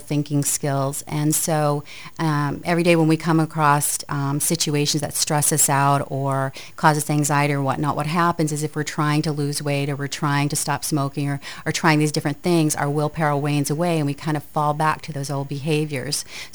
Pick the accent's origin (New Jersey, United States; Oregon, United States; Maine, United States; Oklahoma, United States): Maine, United States; Aroostook County, northern; also born or lived in Lewiston-Auburn, Maine; I'm from Maine. I'm from northern Maine. I actually grew up in the county, so I'm a county girl.